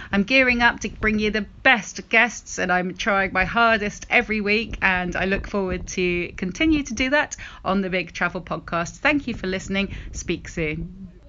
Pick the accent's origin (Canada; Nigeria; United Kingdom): United Kingdom; the north of England; the place I grew up. I was born in the north of England.